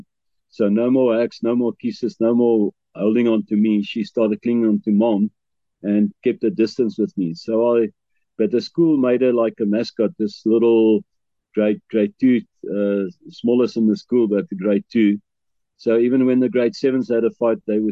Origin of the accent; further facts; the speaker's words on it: Bloemfontein, Free State, South Africa; moved away as an adult; also born or lived in KwaZulu-Natal; I grew up in Bloemfontein all my life